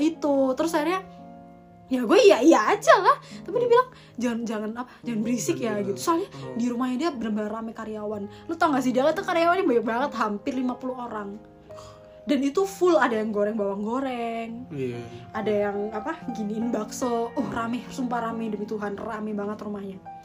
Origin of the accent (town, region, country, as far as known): Malang, East Java, Indonesia